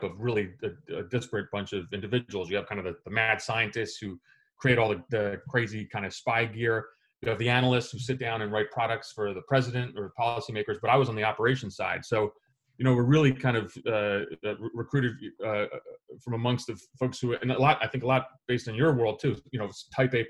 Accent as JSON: {"language": "English", "region": "New Jersey", "country": "United States", "tie": "born or raised there", "also_born_or_lived": "Greece", "said": "I grew up in Central Jersey."}